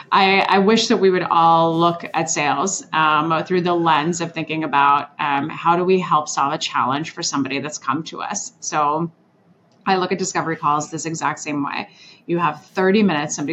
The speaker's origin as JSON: {"language": "English", "town": "Orlando", "region": "Florida", "country": "United States", "tie": "born or raised there", "also_born_or_lived": "Switzerland / Washington, D.C.", "said": "I was a 90s kid and I lived in Orlando. So I was born in Switzerland and then moved to DC and then Orlando after that."}